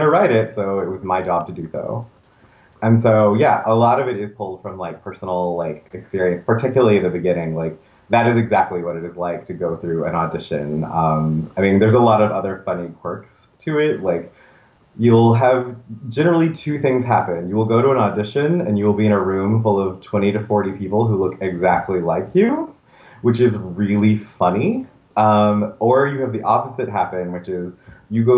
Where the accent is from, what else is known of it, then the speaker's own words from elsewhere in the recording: the South, United States; moved away as an adult; now in New York City, United States; I grew up, you know, in the South, and I just wanted to get to New York City